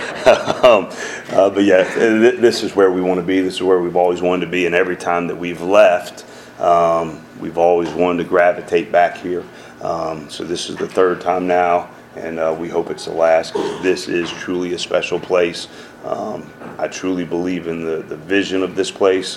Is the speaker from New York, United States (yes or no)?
no; Decatur, Georgia, United States; also born or lived in Conyers, Georgia / Atlanta, Georgia; Growing up in Decatur and growing up in Conyers